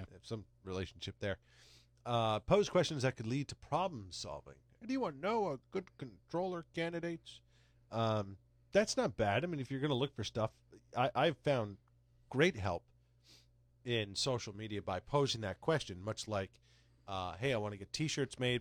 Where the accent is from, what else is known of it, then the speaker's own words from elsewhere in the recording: Connecticut, United States; I'm from Connecticut